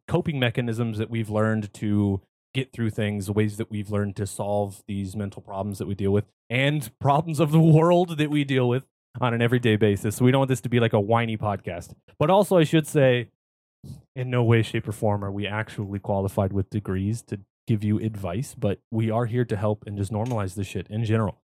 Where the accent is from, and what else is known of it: California, United States; born or raised there